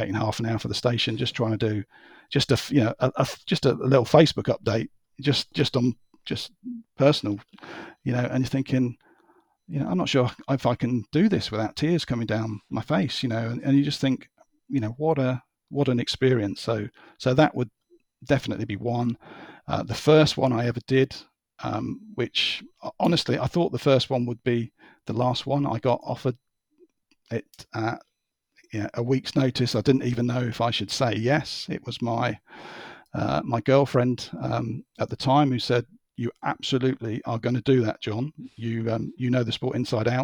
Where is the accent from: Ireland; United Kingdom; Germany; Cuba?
United Kingdom; as a Brit